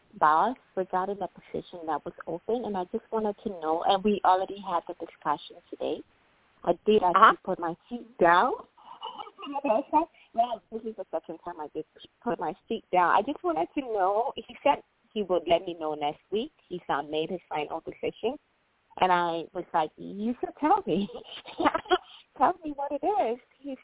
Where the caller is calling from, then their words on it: Illinois, United States; I'm calling from Illinois